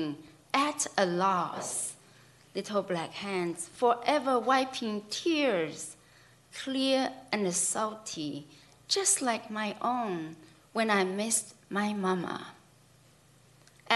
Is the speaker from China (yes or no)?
yes; China; moved away; myself growing up in China